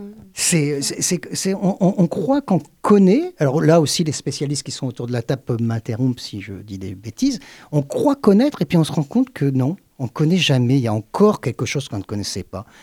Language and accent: French; Le Havre, Normandy, France; je suis né au Havre.